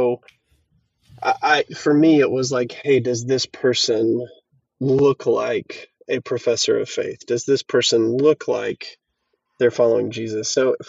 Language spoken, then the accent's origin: English; Fayetteville, Arkansas, United States; now in Fort Smith, United States; or I guess I'm in Fort Smith, so in my hometown of Fayetteville, talks really well about collective action and the body of Christ.